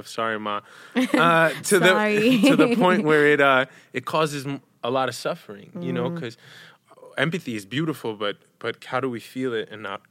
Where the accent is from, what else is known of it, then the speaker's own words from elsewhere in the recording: New York, United States; I'm from New York.